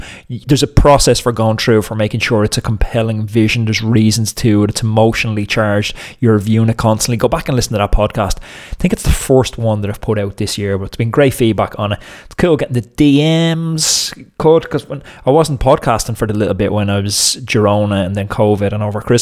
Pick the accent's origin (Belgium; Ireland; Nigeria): Ireland; Dublin, Leinster; I'm from North Dublin, you know, anyone who knows the area of Dublin that I'm from